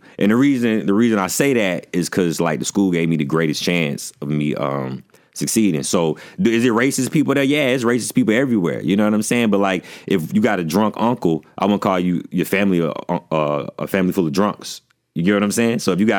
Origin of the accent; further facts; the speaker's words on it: Birmingham, Alabama, United States; I grew up in Woodlawn, Baby Kingston. You know Woodlawn?